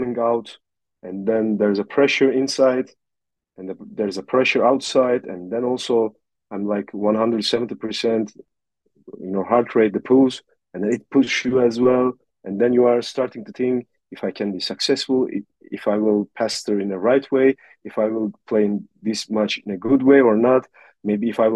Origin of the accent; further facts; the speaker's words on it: north coast of Turkey, Black Sea Region, Turkey; I was born in Turkey, in the north coast of Turkey